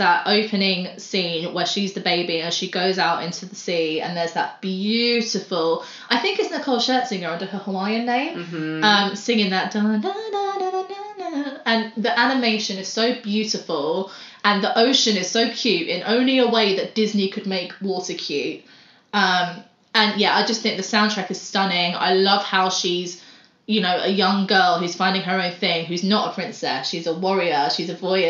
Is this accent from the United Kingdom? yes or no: yes; United Kingdom